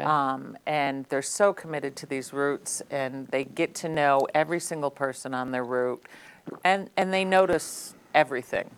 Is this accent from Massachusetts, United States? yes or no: yes; Lee, Massachusetts, United States; I grew up in Lee. Um, obviously, went to Berkshire Community College